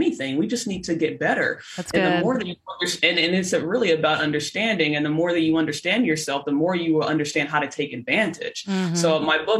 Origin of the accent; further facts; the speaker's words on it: Los Angeles, California, United States; I'm from Los Angeles